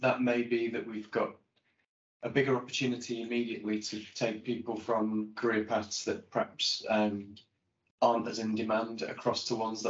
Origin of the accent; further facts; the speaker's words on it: Blackpool, North West England, United Kingdom; When I grew up in Blackpool, I was big on ice skating